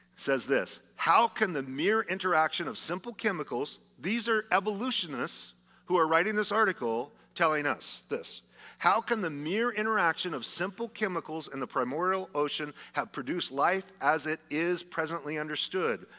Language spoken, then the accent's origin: English; Idaho, United States; I'm from Idaho